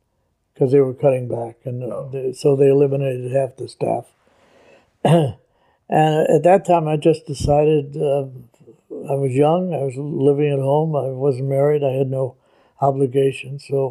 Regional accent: Chicago, Illinois, United States; I was born and raised in Chicago

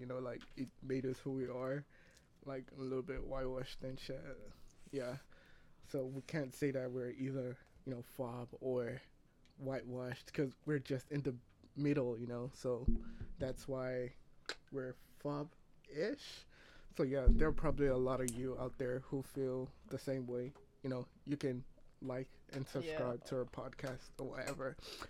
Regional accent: Nigeria; now in Canada; I'm Nigerian. I'm not a citizen yet, but hopefully, if Canada like has pity on me and like decides to give me, I wouldn't reject it.

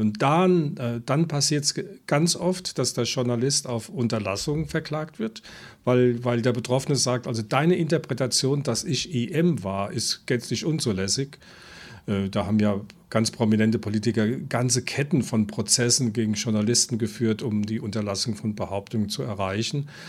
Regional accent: Germany; Ich komme aus dem Westen

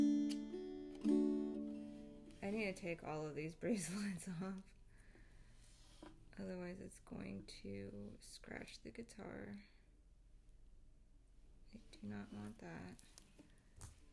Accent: Philippines; I'm Filipino

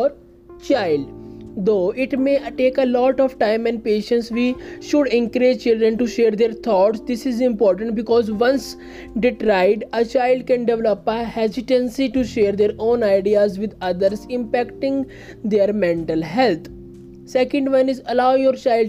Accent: India; I am from India

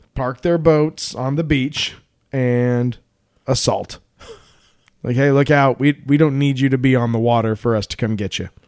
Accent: Colorado, United States; I'm from Colorado

